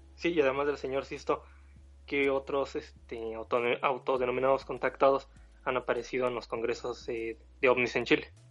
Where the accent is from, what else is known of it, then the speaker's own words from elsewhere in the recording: Mexico; mi país, México